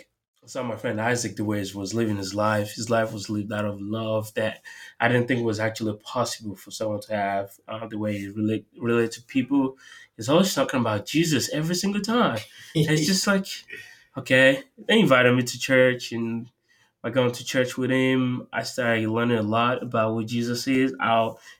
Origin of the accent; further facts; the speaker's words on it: Nigeria; now in Tampa, United States; I'm from Nigeria